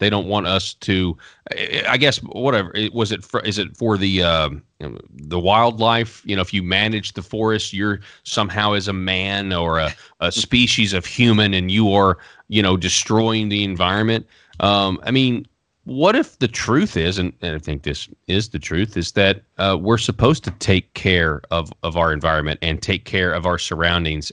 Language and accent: English; Arkansas, United States; born and raised in Arkansas